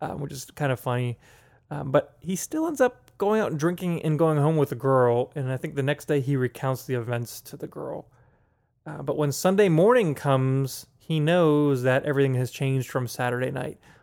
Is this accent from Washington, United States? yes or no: no; Pittsburgh, Pennsylvania, United States; growing up in Pittsburgh